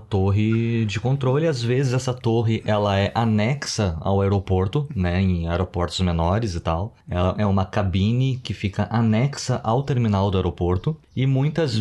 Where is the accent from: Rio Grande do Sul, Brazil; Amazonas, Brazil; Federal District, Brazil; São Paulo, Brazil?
Rio Grande do Sul, Brazil; Porto Alegre; moved away; eu morava com os meus pais em Porto Alegre. Eu sou gaúcho